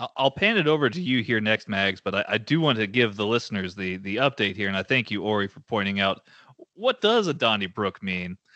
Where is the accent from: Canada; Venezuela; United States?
United States; Texas; as a Texan